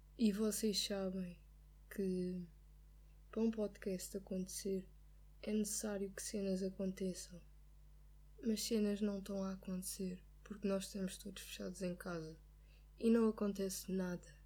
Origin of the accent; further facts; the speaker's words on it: Lisbon, Portugal; eu sou de Lisboa, eu, já, eu conduzo em Lisboa